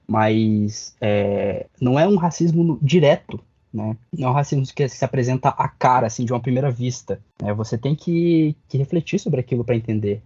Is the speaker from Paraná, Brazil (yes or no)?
yes; Curitiba, Paraná, Brazil; also born or lived in Pernambuco; eu cresci em Curitiba, né? Tipo, eu nasci em Pernambuco, mas desde os meus seis anos de idade que eu moro em Curitiba